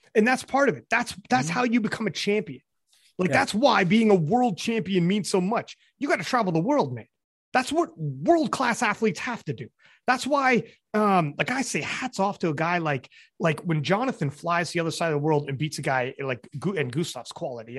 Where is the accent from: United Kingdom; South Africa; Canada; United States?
Canada; I'm Canadian